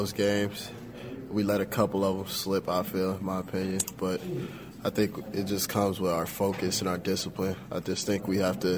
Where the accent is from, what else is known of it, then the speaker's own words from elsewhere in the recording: Los Angeles, California, United States; USC was my hometown school growing up, you know, went to a lot of the football games